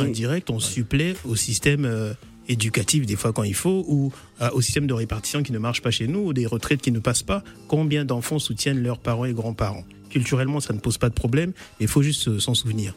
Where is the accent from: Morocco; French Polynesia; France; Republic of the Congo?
Republic of the Congo; moved away; notre pays d'origine